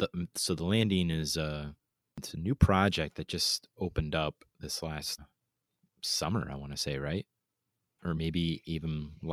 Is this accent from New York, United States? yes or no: no; Fort Wayne, Indiana, United States; moved away; So we're here in Fort Wayne, Indiana. This is where we grew up.